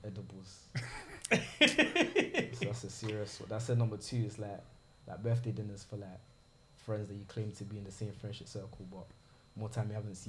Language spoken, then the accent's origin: English; London, United Kingdom; I'm from South.